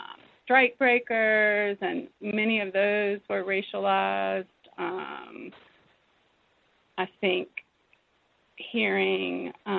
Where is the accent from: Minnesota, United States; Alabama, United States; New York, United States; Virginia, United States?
Virginia, United States; southwestern; also born or lived in Lexington, Virginia; I was born in Lexington, Virginia, and I grew up on the edge of the coal fields in southwestern Virginia